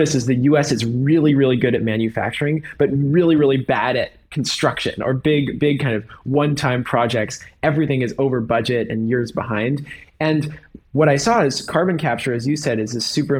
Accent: San Francisco, California, United States; I grew up in San Francisco

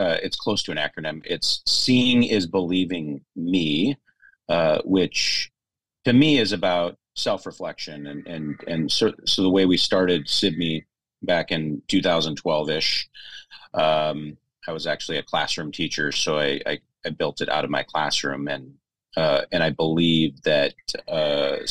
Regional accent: North Dakota, United States; moved away as an adult; also born or lived in St. Paul, Minnesota; now in Houston, United States; I grew up in North Dakota, so a small community.

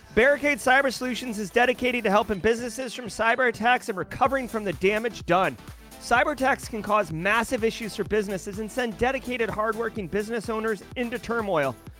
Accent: Boston, Massachusetts, United States; I am from Boston

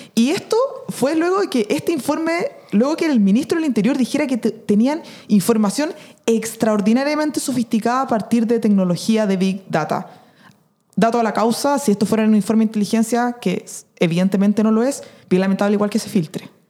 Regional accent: Chile; nuestro país

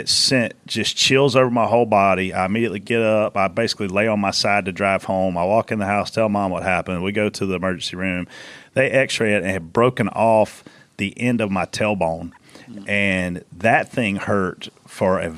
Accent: South Carolina, United States; I'm from South Carolina

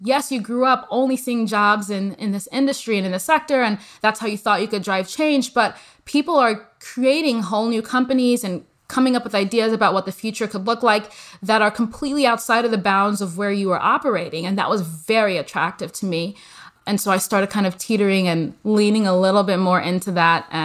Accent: Midwest, United States; moved away as an adult; also born or lived in Nigeria / Texas; I came from the Midwest and then I was in Texas and working abroad.

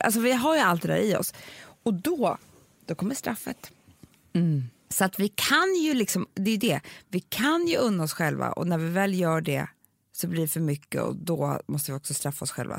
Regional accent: Sweden; vi är svenskar

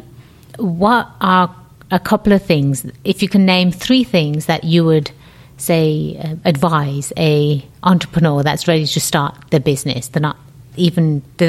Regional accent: England, United Kingdom; moved away; also born or lived in California; born and raised in England, hence the funny accent, right? I came over to California

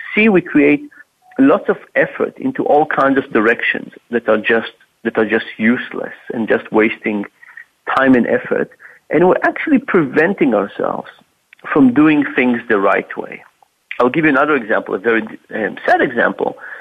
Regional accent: Israel; moved away; I'm originally from Israel, from the Middle East

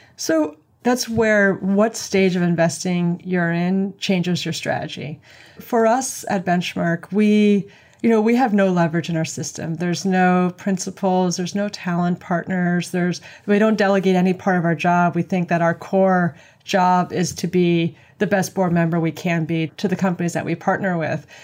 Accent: New York City, New York, United States; I'm from New York City

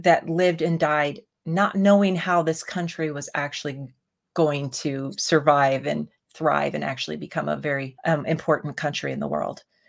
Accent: United States; we as Americans

